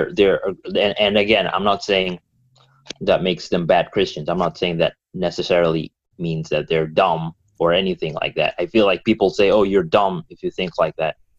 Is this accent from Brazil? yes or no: no; Kenya; now in United States; I'm from Kenya